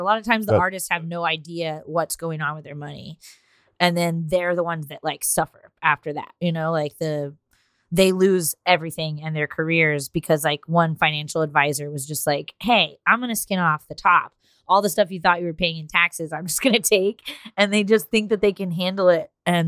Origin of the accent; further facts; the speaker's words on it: Texas, United States; Like I'm a big like fuck you, I'm from Texas kind of person